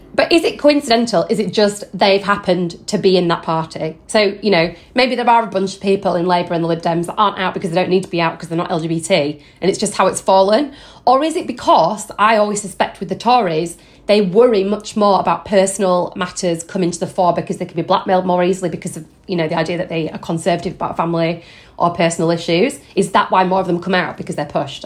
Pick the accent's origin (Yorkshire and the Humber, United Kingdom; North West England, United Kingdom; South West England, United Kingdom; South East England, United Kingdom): Yorkshire and the Humber, United Kingdom; now in London, United Kingdom